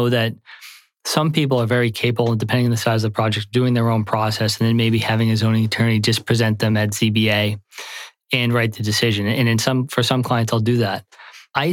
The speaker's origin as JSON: {"language": "English", "area": "South Shore", "region": "Massachusetts", "country": "United States", "tie": "born or raised there", "also_born_or_lived": "South Boston / Charlestown", "lives_now": "Boston, United States", "said": "I grew up in the suburbs. I grew up in the South Shore, a nice town"}